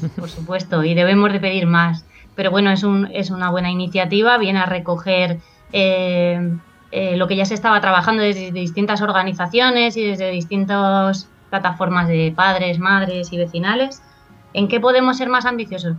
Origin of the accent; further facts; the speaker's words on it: Extremadura, Spain; como la mía, que yo vengo de Extremadura